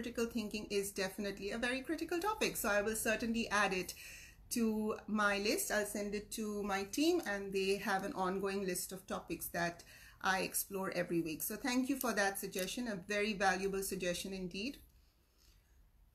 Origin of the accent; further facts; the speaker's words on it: Mumbai, Maharashtra, India; now in Sydney, Australia; I'm originally from Mumbai, India, and I've been in Sydney, Australia for the last 25 years